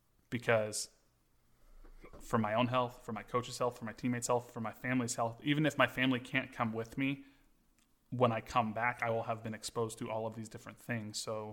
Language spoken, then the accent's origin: English; Kansas, United States; We're from Kansas.